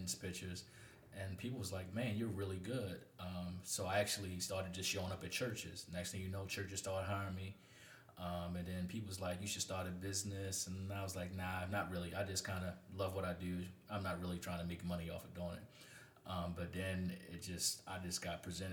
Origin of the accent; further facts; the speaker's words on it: Baltimore, Maryland, United States; I'm born and raised in Baltimore City from West